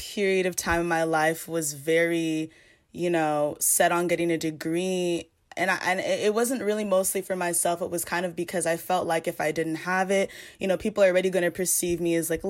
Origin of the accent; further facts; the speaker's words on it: Pasadena, California, United States; I'm from Los Angeles, California, but you know, specifically the city of Pasadena